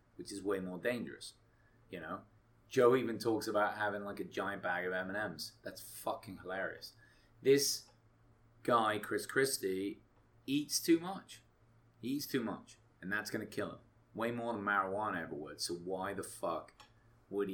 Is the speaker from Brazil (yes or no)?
no; England, United Kingdom; now in United States; I'm from England originally.